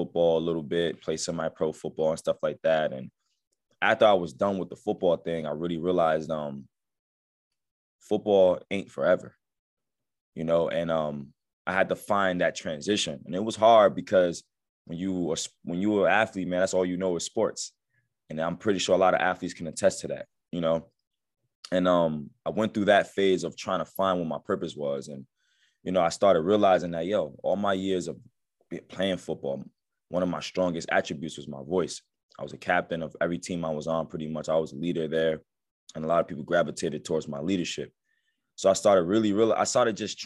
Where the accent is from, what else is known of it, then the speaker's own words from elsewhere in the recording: Passaic, New Jersey, United States; growing up where I grew up at in Passaic, New Jersey, I grew up in the hood